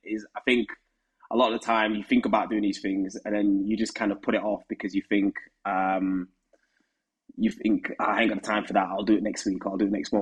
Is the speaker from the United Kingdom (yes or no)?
yes; Huddersfield, Yorkshire and the Humber, United Kingdom; moved away as an adult; now in London, United Kingdom; as you can tell from my accent, I'm from Huddersfield. And moving to London in 2017